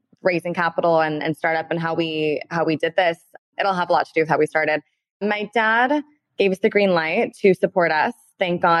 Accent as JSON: {"language": "English", "town": "Beverly Hills", "region": "California", "country": "United States", "tie": "born or raised there", "said": "we're born and raised in Beverly Hills"}